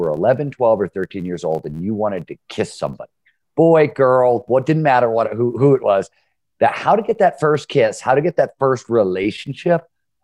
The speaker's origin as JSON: {"language": "English", "town": "Cleveland", "region": "Ohio", "country": "United States", "tie": "born or raised there", "said": "I grew up in Cleveland, Ohio in the 70s."}